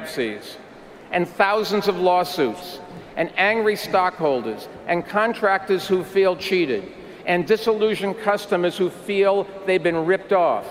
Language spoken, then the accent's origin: English; New York City, New York, United States; I'm a New Yorker